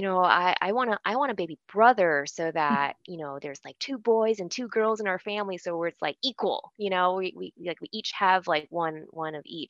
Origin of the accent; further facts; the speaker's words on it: Bay Area, California, United States; I grew up in the Bay Area in California